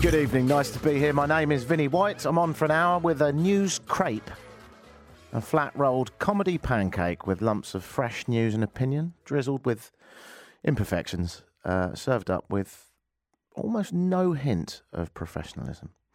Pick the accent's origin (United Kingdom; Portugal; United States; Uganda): United Kingdom; I'm British